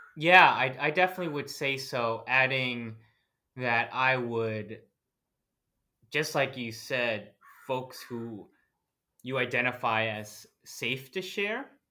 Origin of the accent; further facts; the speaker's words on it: New Jersey, United States; moved away as an adult; now in Portland, Oregon, United States; I grew up in New Jersey, I am the son of two Filipino immigrants